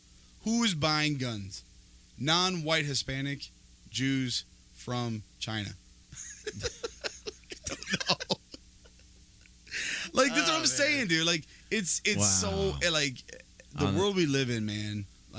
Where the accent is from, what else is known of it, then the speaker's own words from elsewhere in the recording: Guatemala; I'm from Guatemala.